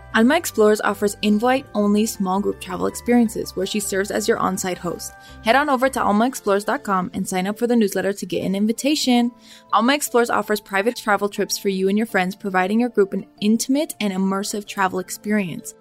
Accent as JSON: {"language": "English", "town": "Los Angeles", "region": "California", "country": "United States", "moved": "yes", "lives_now": "Mexico City, Mexico", "said": "I'm from the San Fernando Valley in Los Angeles."}